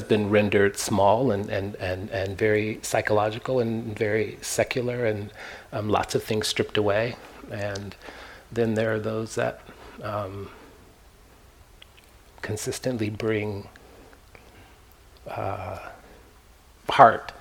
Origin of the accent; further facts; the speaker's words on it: Kansas, United States; also born or lived in Palm Springs / Joshua Tree; now in San Francisco Bay Area, United States; Born and raised in Kansas, a red state of mind